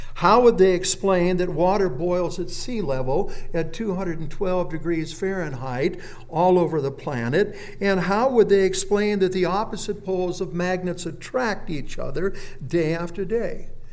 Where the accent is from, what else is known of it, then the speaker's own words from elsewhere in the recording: Phoenix, Arizona, United States; I was born and raised in Phoenix, Arizona, right in the center of the town, and I went to Phoenix West High School.